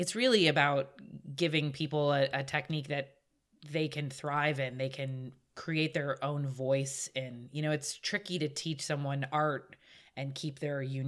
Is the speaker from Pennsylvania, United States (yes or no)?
no; Pasadena, California, United States; Born and raised in California, Pasadena area